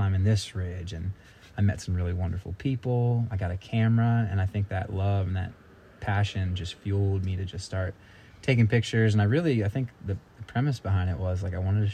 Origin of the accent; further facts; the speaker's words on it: Philadelphia, Pennsylvania, United States; moved away as an adult; also born or lived in Norristown, Pennsylvania / the South; I grew up in Philadelphia